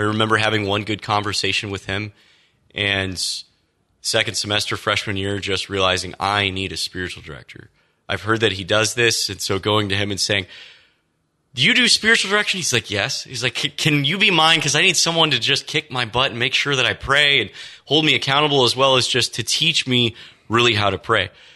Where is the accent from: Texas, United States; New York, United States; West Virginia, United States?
Texas, United States; Austin; So I grew up in Texas. Um, Austin, Texas was home for me.